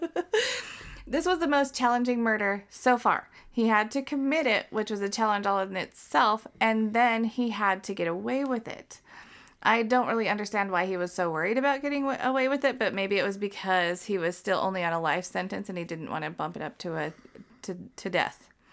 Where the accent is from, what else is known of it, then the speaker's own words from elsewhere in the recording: Utah, United States; we are not Mormons. We are from Utah.